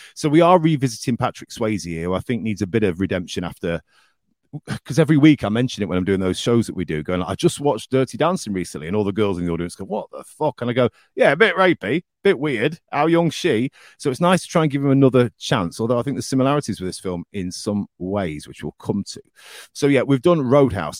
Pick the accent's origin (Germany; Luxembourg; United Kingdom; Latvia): United Kingdom; the north of England; accent: northern; moved away; my accent the next day was well northern